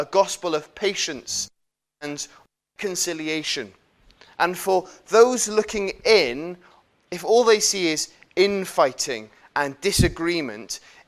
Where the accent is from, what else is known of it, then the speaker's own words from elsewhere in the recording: United Kingdom; as British people